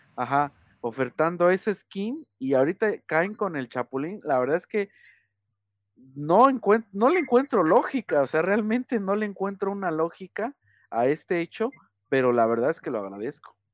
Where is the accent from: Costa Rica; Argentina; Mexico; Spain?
Mexico; siendo mexicano